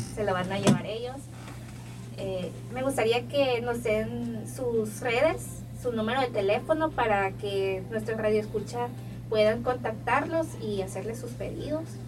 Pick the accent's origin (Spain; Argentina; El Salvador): El Salvador; nosotros como salvadoreños